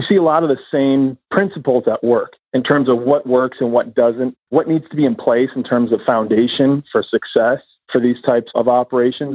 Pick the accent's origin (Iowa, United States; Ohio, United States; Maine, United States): Iowa, United States; moved away; also born or lived in Los Angeles; I was a boy from Iowa with a dream